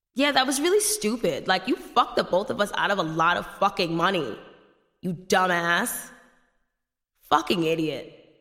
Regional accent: United States; I'm also an American.

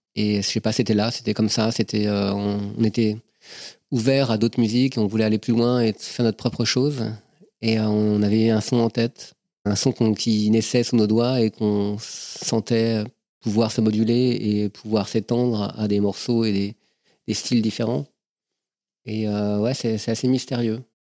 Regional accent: Versailles, Île-de-France, France; je suis né à Versailles en 69

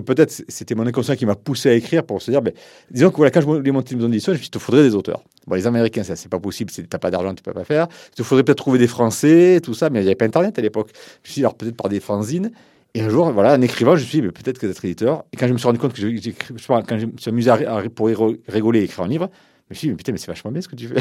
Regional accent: Montpellier, Occitania, France; j'étais de Montpellier, je connaissais personne.

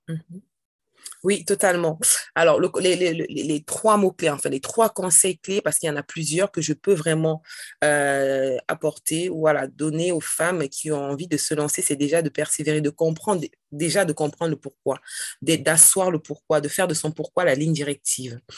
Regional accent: Cameroon; now in France; le Cameroun, c'est mon pays d'origine

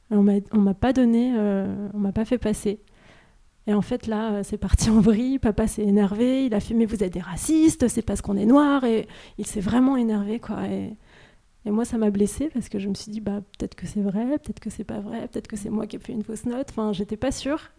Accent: Sri Lanka; et puis je leur dis bah je viens du Sri Lanka.

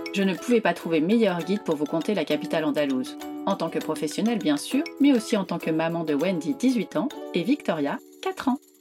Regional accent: France; en tant que Français

